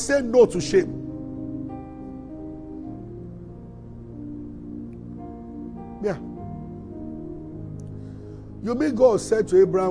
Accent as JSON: {"language": "English", "town": "Abeokuta", "region": "Ogun State", "country": "Nigeria", "tie": "born or raised there", "said": "we grew up in Abeokuta"}